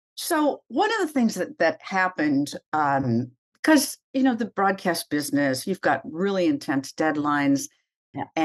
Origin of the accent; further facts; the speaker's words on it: Minnesota, United States; moved away as an adult; now in New York, United States; when you come from a little tiny town um, on the prairies of Minnesota. Mm-hmm. My hometown is very close to the setting for Little House on the Prairie